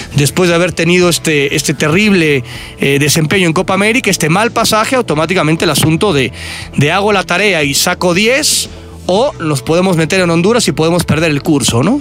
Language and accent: Spanish; Naucalpan, State of Mexico, Mexico; ahí en mi pueblo satélite